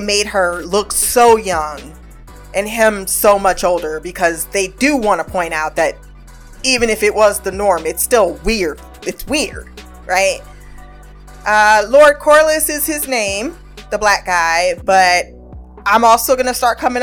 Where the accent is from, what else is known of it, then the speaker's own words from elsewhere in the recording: United States; we're American